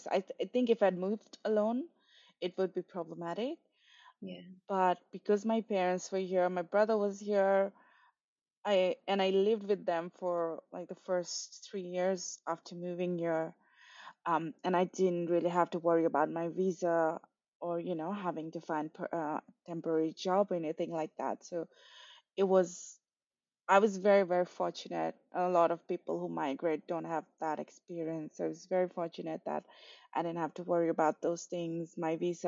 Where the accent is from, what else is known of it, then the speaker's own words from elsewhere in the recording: Kathmandu, Bagmati, Nepal; moved away as an adult; now in Sydney, Australia; I was born in Kathmandu, which is the capital of Nepal, and I lived there till I was 27 years old